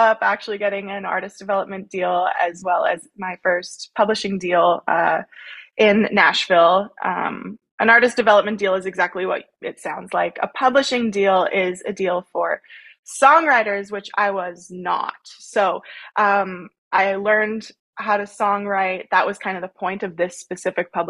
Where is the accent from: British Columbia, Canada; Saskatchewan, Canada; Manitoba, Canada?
Saskatchewan, Canada; Langenburg; also born or lived in Rocanville, Saskatchewan; a small town Saskatchewan girl. I grew up in Langenberg. I currently reside in Rokenville, Saskatchewan